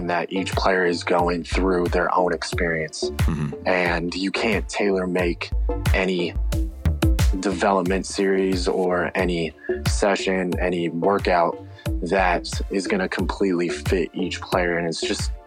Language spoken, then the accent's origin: English; California, United States; being back in my hometown that, you know, I felt like Foothill was the right fit for me